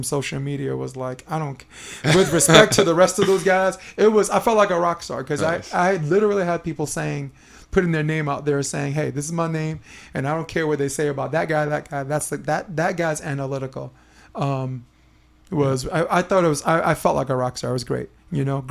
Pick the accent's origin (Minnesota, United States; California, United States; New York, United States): New York, United States; New York City; the house I grew up in Brooklyn